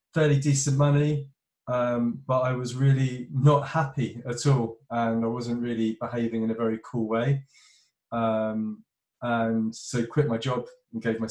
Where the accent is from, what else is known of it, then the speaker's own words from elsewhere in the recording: London, United Kingdom; moved away as an adult; now in Cornwall, United Kingdom; I'm from Northwest London, from the suburbs, and grew up proper city boy.